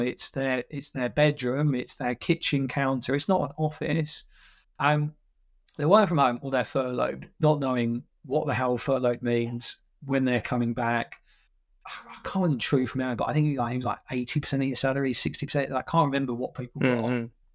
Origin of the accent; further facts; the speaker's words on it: Essex, East of England, United Kingdom; I'm, I'm from Essex